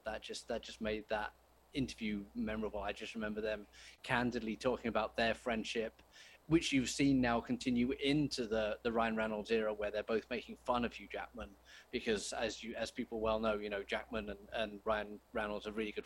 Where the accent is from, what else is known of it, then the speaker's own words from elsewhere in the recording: United Kingdom; I'm British